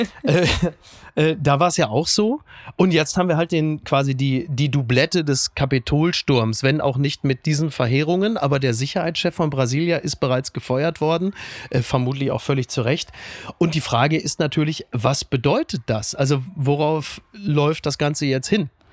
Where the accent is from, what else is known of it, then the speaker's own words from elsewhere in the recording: Castrop-Rauxel, North Rhine-Westphalia, Germany; Kassrum Auxel, da komme ich auch her